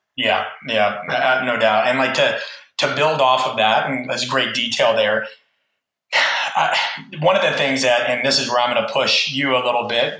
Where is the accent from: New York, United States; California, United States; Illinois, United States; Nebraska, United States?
Nebraska, United States; I'm from Nebraska, which is in the Midwest of the United States